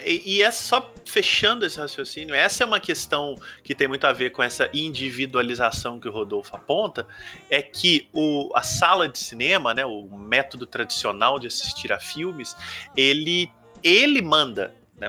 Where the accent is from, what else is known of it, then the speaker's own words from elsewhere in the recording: Ubá, a town in inland Minas Gerais, Brazil; O Marcos e eu, que somos de Ubar, cidade do interior de Minas